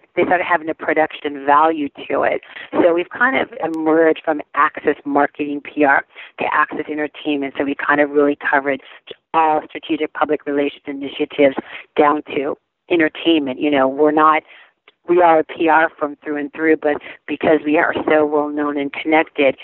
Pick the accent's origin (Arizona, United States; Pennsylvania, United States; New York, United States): Arizona, United States; also born or lived in California; I was born and raised in California, but I grew up in Arizona.